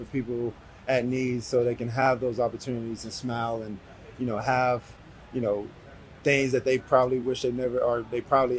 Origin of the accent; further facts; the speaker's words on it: Georgia, United States; I do it in Georgia, back in my hometown.